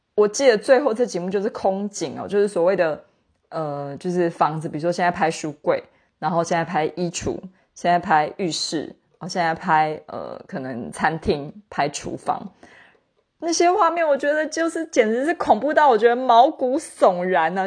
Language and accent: Chinese; Taiwan; 身为台湾人，因为我们是一个老龄社会嘛，就是比如说像我住在台北市